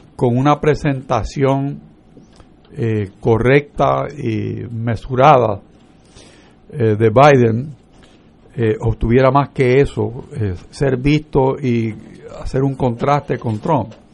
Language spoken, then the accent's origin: Spanish; Puerto Rico; los puertorriqueños